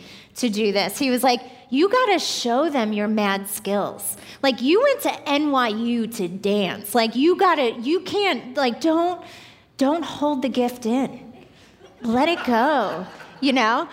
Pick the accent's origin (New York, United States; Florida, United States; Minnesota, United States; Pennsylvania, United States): New York, United States; Long Island; moved away; I grew up in New York, like 20 minutes right outside of New York City, and as a little girl growing up on Long Island